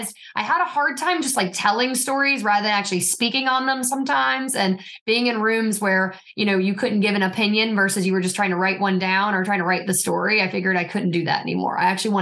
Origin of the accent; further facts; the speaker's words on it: Roxboro, North Carolina, United States; I'm born and raised in Person County, North Carolina